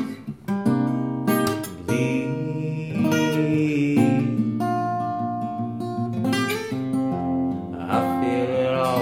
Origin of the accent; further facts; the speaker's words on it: San Antonio, Texas, United States; I'm from San Antonio. I was like born and raised here